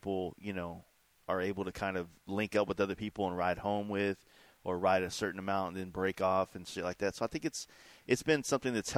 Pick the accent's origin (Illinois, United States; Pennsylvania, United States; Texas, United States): Texas, United States; Dallas; I grew up in Dallas, like, in the thick of it, like, never really came to Fort Worth